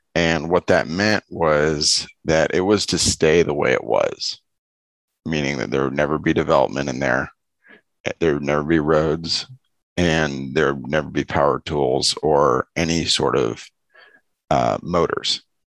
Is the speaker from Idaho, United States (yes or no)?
no; Los Angeles, California, United States; I grew up in Los Angeles